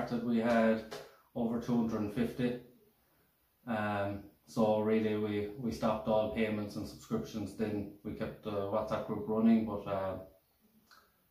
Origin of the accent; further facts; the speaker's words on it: Killarney, Munster, Ireland; I'm from Killarney